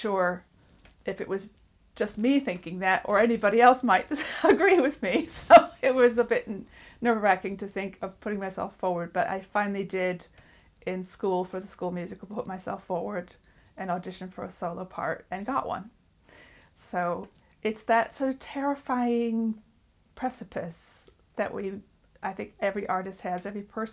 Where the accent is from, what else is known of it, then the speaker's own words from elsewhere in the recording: United States; now in England; I'm not originally from England. I grew up in the United States